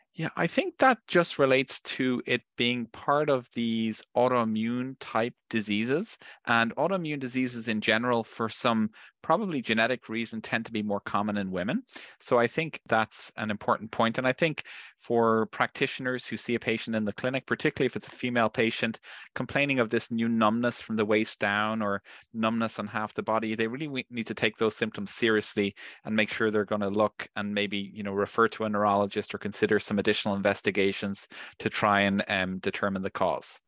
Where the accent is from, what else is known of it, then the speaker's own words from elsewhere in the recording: Ireland; I'm from Ireland